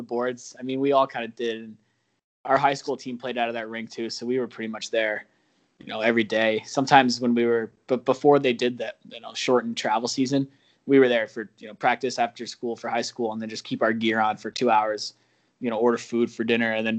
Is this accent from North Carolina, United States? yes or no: no; near Mahwah on the New Jersey border, New York, United States; moved away as an adult; now in Boston, United States; I grew up in New York, but it was right on the border of New Jersey, pretty close to Mahwah